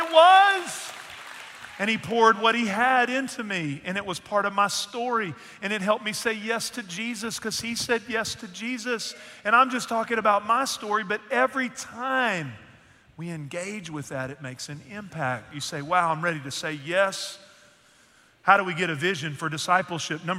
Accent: Northeast Texas, United States; moved away; the church that I grew up in Northeast Texas.

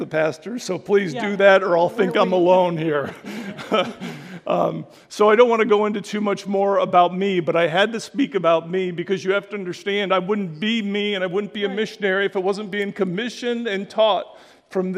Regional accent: Clarks Summit, Pennsylvania, United States; moved away; also born or lived in Liberia; my hometown. And the people of Clark Summit, the people of the Scranton area

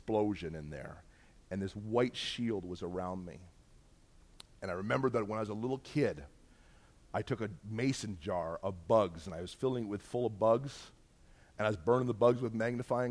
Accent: Bolton, Ontario, Canada; I grew up in Bolton, Ontario

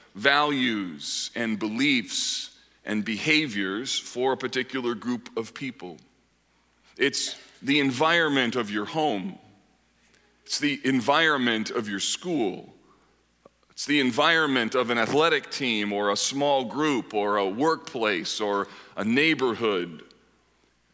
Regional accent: Grand Rapids and Kalamazoo, Michigan, United States; moved away as an adult; also born or lived in Holland, Michigan; now in Indianapolis, United States; My wife and I grew up in Grand Rapids and Kalamazoo.

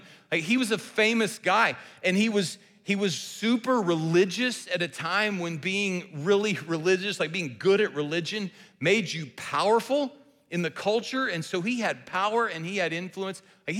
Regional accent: the South, United States; we're from the South, and so I have actually fished in the Mississippi Delta

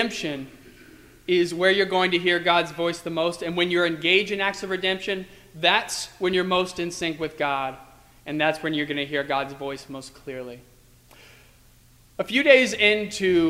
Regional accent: Virginia, United States; now in Arlington Heights, United States; when I was growing up in Virginia, I went to school with a lot of people

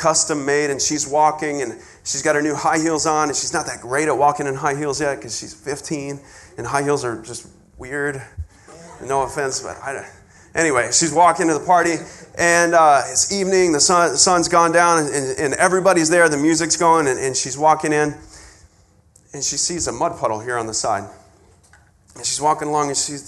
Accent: West Texas, United States; moved away; I grew up way out in West Texas

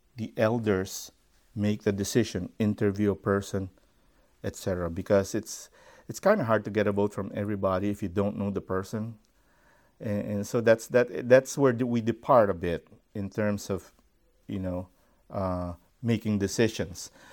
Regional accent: Philippines; I grew up, um, in such a setting. I am from the Philippines

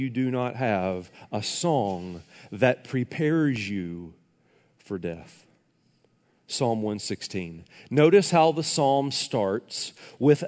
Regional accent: Tennessee, United States; moved away; I was back in my hometown in Tennessee

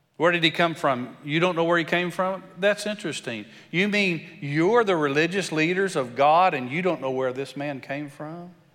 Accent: West Texas, United States; accent: country; grew up in West Texas and sound a little country

